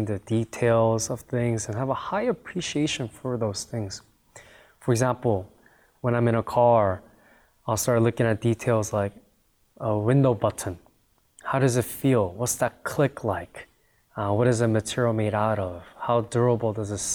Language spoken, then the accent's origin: English; United States; I grew up in America